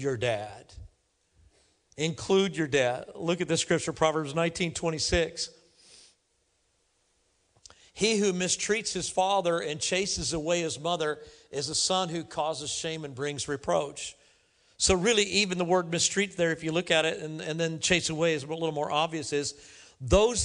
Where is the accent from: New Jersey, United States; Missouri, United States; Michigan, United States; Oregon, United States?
Missouri, United States; Kansas City; moved away; I go to Kansas City quite a bit. It's my hometown